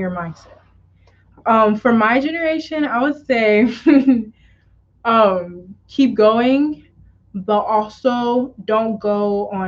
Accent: DR Congo; I'm Congolese and I'm a proud Congolese.

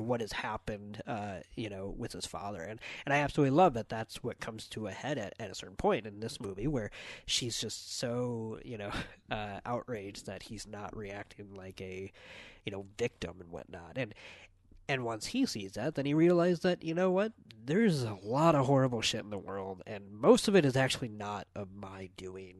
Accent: United States; as American

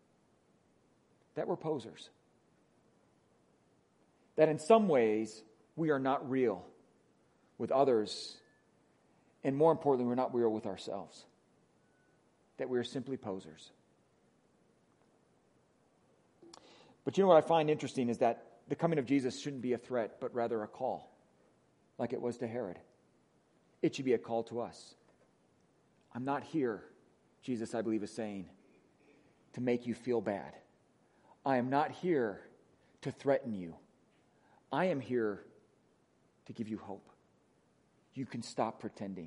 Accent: Wisconsin, United States; accent: Wisconsin; moved away; my Wisconsin accent

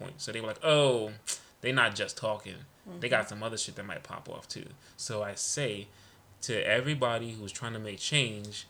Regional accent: New York City, New York, United States; I'm Panamanian, I'm West Indian, I'm Brooklyn

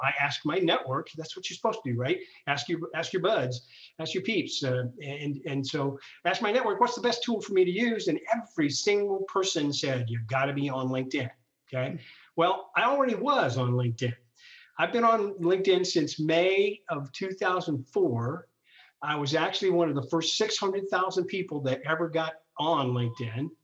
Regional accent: Ohio, United States; I'm born and raised in Ohio. Really kind of have always been here

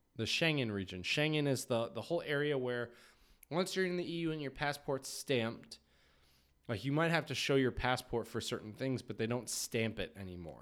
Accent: United States; I grew up in the United States

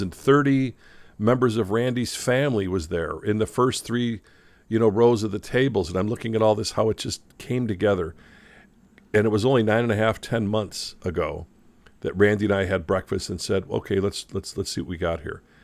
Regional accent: Chicago, Illinois, United States; Growing up as a kid in Chicago

